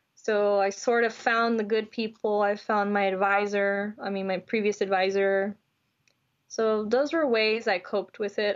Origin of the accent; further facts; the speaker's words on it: Houston, Texas, United States; I'm from Houston, Texas, and I grew up, you know, culturally as a Latina